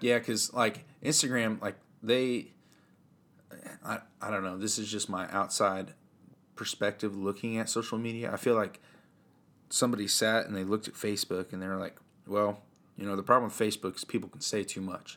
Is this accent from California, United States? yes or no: no; Central Illinois, United States; I grew up here in Central Illinois.